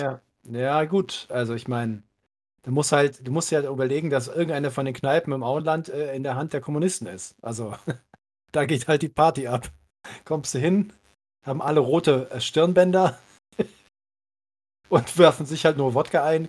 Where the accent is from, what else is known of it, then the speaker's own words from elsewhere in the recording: Cologne, North Rhine-Westphalia, Germany; ich bin ja gebürtiger Kölner